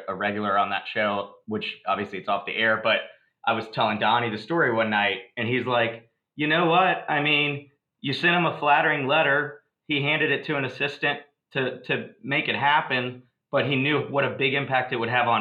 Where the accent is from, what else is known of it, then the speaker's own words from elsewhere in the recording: Virginia, United States; I grew up in Virginia